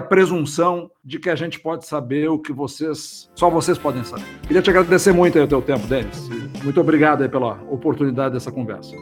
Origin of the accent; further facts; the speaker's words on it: Brazil; como brasileiro